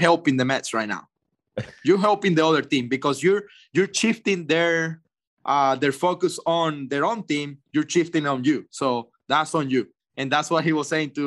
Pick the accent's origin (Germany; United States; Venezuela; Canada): Venezuela; moved away as an adult; in Venezuela, in my home country